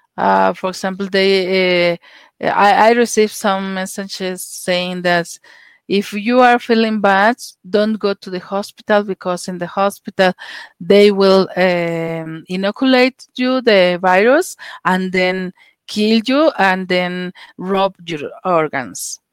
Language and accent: English; Mexico City, Mexico; also born or lived in Russia; I'm from Mexico, Mexico City